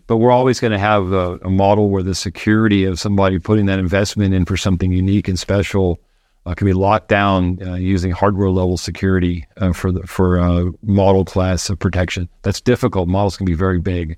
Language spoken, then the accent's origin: English; Florida, United States; moved away; I grew up in Florida near the Space Center.